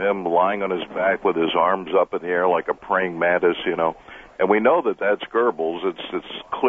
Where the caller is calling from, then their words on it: Fort Wayne, Indiana, United States; Fort Wayne, Indiana.